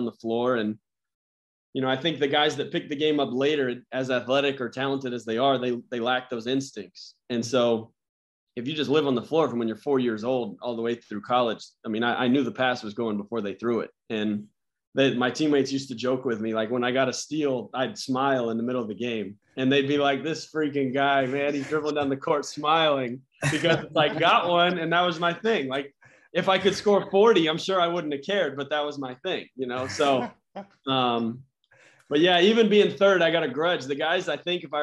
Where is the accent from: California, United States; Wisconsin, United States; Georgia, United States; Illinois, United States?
Georgia, United States; Atlanta; now in San Diego, United States; I went to Georgia Tech camp growing up because I'm from Atlanta